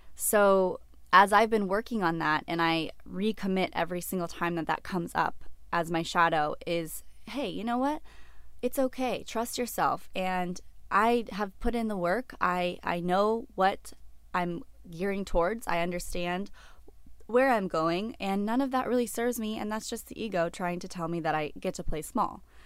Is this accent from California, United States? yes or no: yes; Orange County, California, United States; moved away as an adult; also born or lived in Los Angeles; I grew up in Orange County